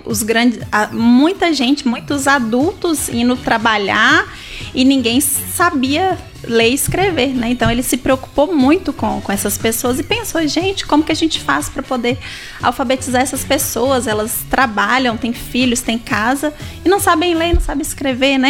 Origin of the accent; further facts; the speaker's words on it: Brazil; first language Portuguese; nós nascemos aqui no Brasil e falamos o português